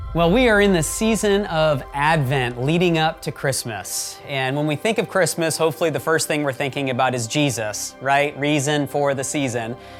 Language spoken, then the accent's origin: English; Michigan, United States; moved away as an adult; now in Nashville, United States; growing up in Michigan